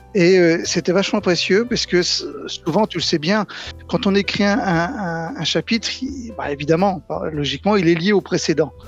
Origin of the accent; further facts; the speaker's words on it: Nantes, Pays de la Loire, France; Je suis nantais